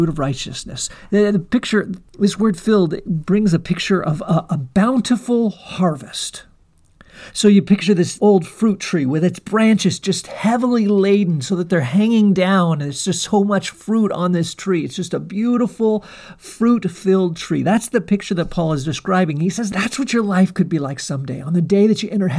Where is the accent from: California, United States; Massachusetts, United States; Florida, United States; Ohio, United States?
California, United States; California Central Coast, United States; I had the privilege of growing up in the California Central Coast